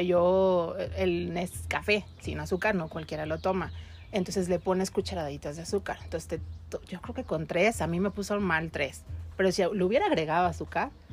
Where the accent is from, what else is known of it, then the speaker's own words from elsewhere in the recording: Mexico; Por ahí en mi pueblo